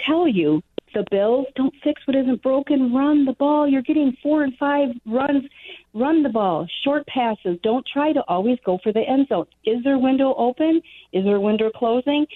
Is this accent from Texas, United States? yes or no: no; Wisconsin, United States; now in Illinois, United States; I'm from Wisconsin